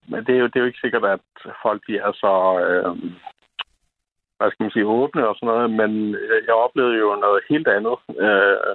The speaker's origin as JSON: {"language": "Danish", "area": "Lolland", "region": "Zealand", "country": "Denmark", "tie": "born or raised there", "said": "jeg var født og opvokset på Lolland"}